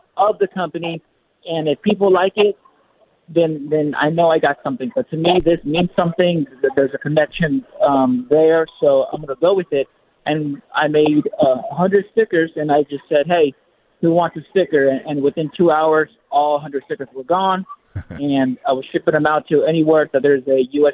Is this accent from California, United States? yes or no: yes; Southern California, United States; moved away as an adult; I'm from Southern California